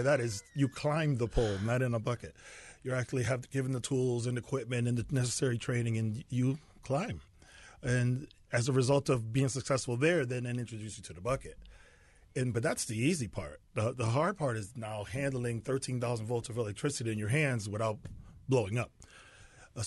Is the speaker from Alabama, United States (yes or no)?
no; Bridgeport, Connecticut, United States; growing up in Bridgeport